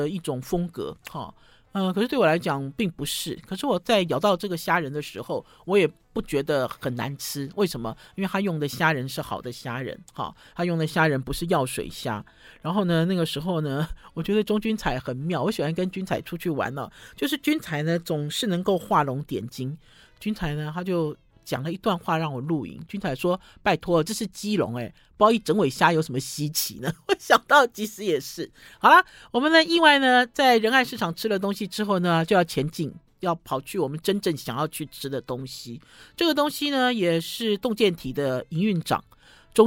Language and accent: Chinese; Shandong, China; 听众朋友发现我有一点犹豫哦，因为我是山东人，我对于水饺的标准很高